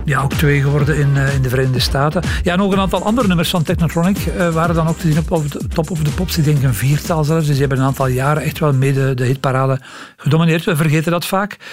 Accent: Belgium; als Belgen

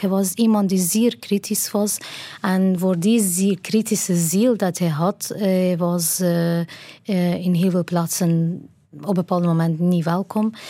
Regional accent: Kermanshah, Kermanshah Province, Iran; Dutch is a second language; moved away as an adult; now in Ghent, Belgium; We woonden toen in mijn geboortestad Kermanshah.

